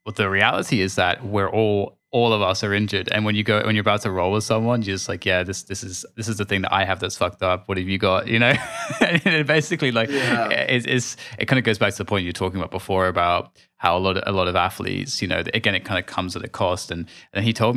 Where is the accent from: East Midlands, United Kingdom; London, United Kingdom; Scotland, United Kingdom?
London, United Kingdom; I was born in Hammersmith